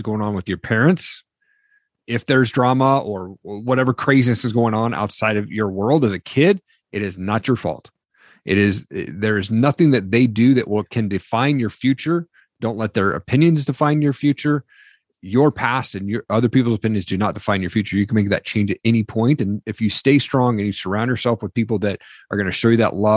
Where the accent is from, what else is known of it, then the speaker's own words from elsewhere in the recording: Eastern Washington, United States; also born or lived in Seattle; I grew up in Eastern Washington